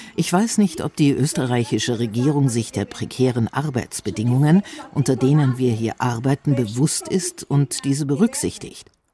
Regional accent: Slovakia; ich komme aus der Slowakei.

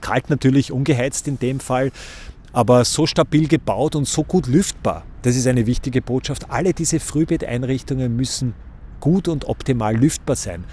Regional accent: Austria; bei uns in Österreich

